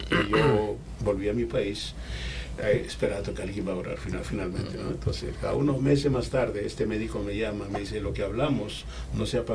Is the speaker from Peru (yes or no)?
yes; Peru; also born or lived in Lima